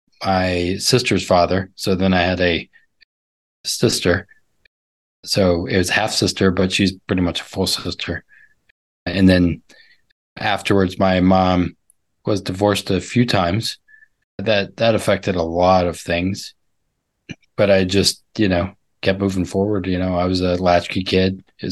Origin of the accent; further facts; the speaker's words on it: Southeast Texas, United States; also born or lived in Chicago / Southern California / North Carolina; now in Cincinnati, United States; I grew up in Southeast Texas. When people ask, where are you from? You know, I lived in Chicago for a few years, 20. I lived in Southern California. I lived in North Carolina. I'm here in Cincinnati right now.